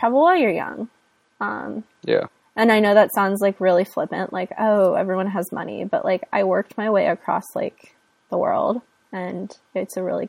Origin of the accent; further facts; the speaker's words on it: Ohio, United States; I am not from Los Angeles. I sound like I am though. I am from Ohio.